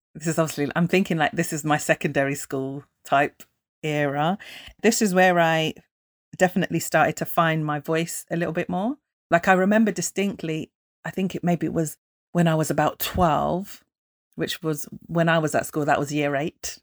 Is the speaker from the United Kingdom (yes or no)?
yes; United Kingdom; we're British, but not British